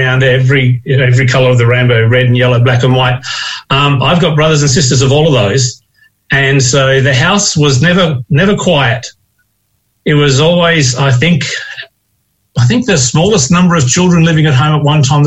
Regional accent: Crows Nest, Queensland, Australia; now in Western Australia, Australia; being born into a Christian family with parents who were very active within the church in a little town called Crow's Nest

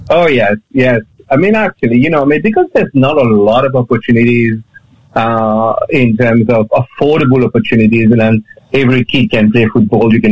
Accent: Mauritius; growing up in Mauritius is, yeah, you know, um, uh, the surf, the sea, fish, football, friends.

